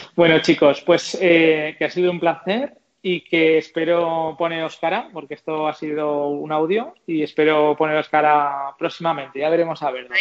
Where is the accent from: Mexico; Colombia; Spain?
Spain; Zaragoza, Aragon; soy de Zaragoza y por cercanía, pues no sé, Aragón